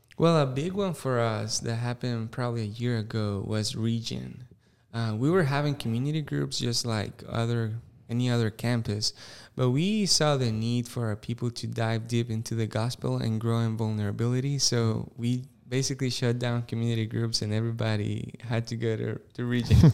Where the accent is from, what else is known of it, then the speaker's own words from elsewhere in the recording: Costa Rica; English is a second language; moved away as an adult; now in Greenville, United States; I was born and raised in Costa Rica.